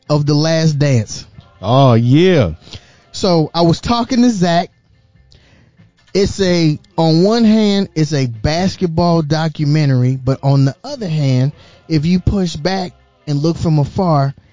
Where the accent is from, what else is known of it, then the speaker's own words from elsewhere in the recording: South Carolina, United States; Bro, I'm from South Carolina.